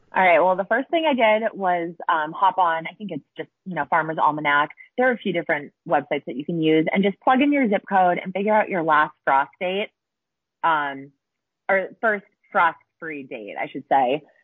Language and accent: English; Massachusetts, United States; moved away as an adult; I'm from Massachusetts originally